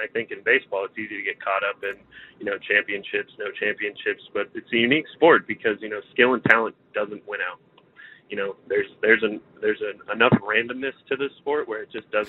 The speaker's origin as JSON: {"language": "English", "town": "Seattle", "region": "Washington", "country": "United States", "moved": "as an adult", "lives_now": "San Diego, United States", "said": "I'm not a born and raised San Diegan. I moved here in 2021. I'm from Seattle."}